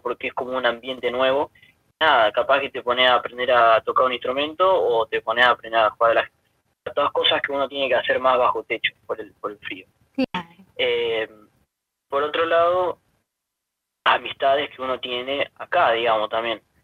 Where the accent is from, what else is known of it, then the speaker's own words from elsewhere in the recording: Humberto Primo, Santa Fe, Argentina; moved away as an adult; now in Bonn, Germany; soy de Humberto Primo Santa Fe, un pueblito muy cerca de Rafaela